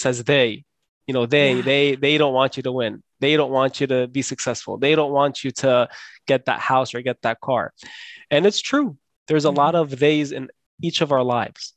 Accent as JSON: {"language": "English", "town": "Scotch Plains", "region": "New Jersey", "country": "United States", "tie": "born or raised there", "said": "I grew up in New Jersey."}